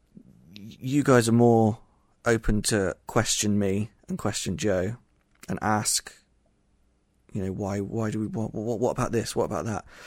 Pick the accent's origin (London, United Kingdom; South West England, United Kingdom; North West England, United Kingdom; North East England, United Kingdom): South West England, United Kingdom; Somerset; I'm not Japanese. I'm from Somerset, England.